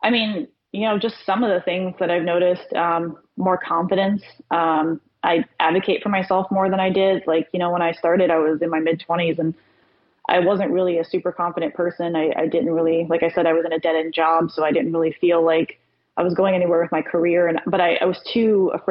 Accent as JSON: {"language": "English", "region": "Florida", "country": "United States", "tie": "born or raised there", "moved": "as an adult", "lives_now": "Virginia, United States", "said": "I've been talking about leaving Florida since I was 15. I hate Florida. I don't like living there. I haven't ever, but again, always was too scared to, like, you know, jump out of that comfort zone, 'cause that was all I ever knew. My family was there."}